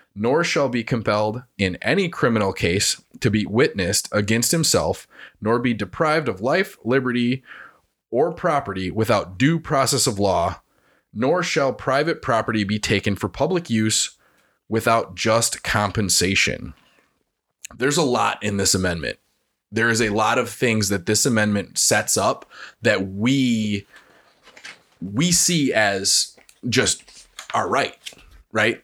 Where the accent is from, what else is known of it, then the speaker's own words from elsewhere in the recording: Wisconsin, United States; I'm a Wisconsinite